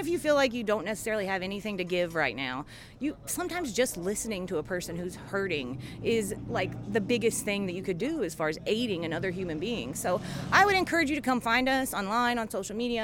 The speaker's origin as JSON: {"language": "English", "region": "Appalachia", "country": "United States", "tie": "born or raised there", "said": "I was raised as an Appalachian"}